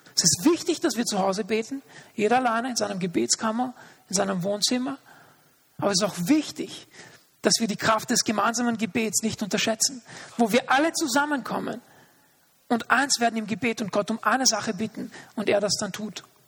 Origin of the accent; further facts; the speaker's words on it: Austria; also born or lived in Linz; hier bei uns in Österreich